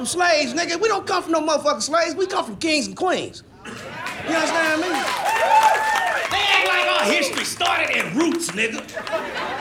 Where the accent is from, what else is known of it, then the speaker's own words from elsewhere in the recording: Kansas City, Missouri, United States; I'm from Kansas City, Missouri